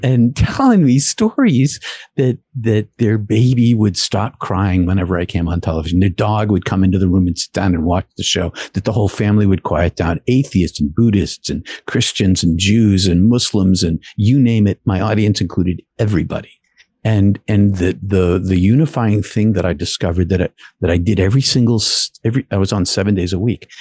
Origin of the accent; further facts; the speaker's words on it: outside of Boston, Massachusetts, United States; I grew up outside of Boston in a blue collar city